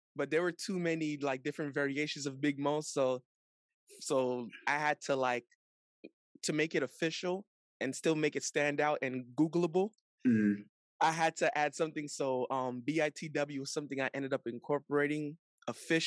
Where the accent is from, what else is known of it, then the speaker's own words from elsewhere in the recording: North Miami, Florida, United States; I'm from Miami, Florida. Specifically, I was born and raised in North Miami